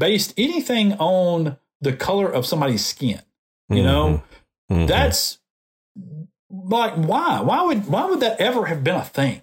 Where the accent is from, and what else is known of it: Decatur, Alabama, United States; born or raised there; now in Montgomery, United States